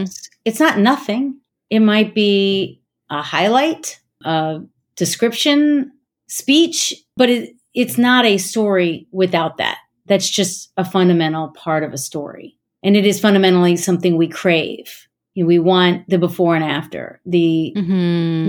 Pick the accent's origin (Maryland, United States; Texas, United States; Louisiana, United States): Maryland, United States; Gaithersburg; I'm from Gaithersburg, Maryland